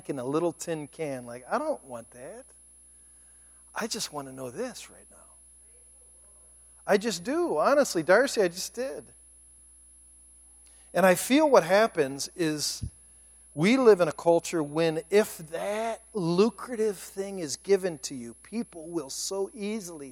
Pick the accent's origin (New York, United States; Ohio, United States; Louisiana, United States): Ohio, United States; Cleveland; moved away as an adult; also born or lived in Chicago; I moved back to my hometown of Cleveland